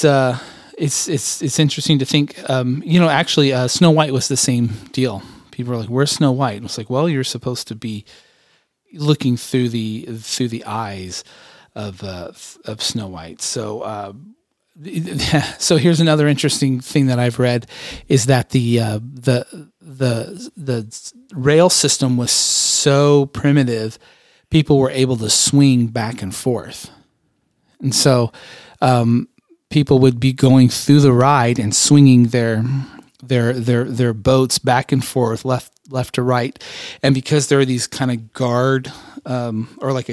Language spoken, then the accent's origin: English; United States; also born or lived in Southern California / Phoenix, Arizona; I grew up in Southern California and also in Phoenix, Arizona